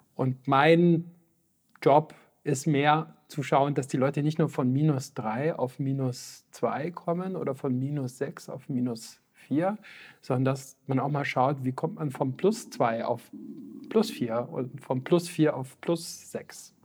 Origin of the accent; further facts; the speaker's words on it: Füssen, Bavaria, Germany; aus dem Allgäu, wie gesagt, wo ich aufgewachsen bin, in Füssen, im schönen Füssen